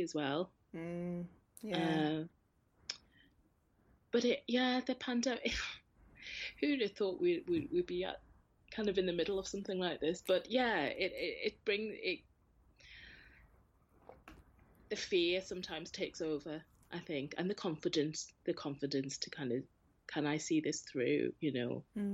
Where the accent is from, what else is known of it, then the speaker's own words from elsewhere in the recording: North East England, United Kingdom; during my childhood here, I didn't really feel a strong connection.